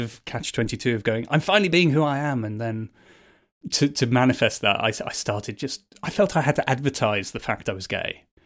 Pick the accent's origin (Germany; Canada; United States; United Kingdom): United Kingdom; Birmingham, West Midlands; I grew up in Bourneville, actually, which is basically one big old people's home in South Birmingham